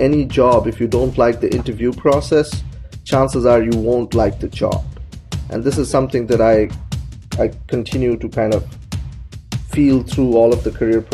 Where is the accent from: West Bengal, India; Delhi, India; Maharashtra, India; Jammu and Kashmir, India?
West Bengal, India; Kolkata; moved away as an adult; now in United States; I was growing up in Calcutta, India